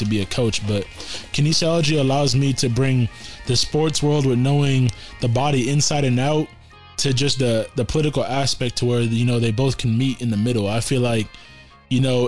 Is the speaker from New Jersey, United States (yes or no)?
no; California, United States; also born or lived in St. Louis, Missouri; Moved out to Cali, though, when I was three